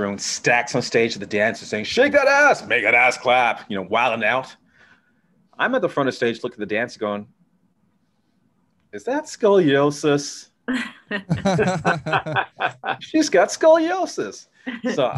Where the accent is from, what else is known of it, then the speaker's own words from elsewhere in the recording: Toronto, Ontario, Canada; now in Chicago, United States; I'm from Toronto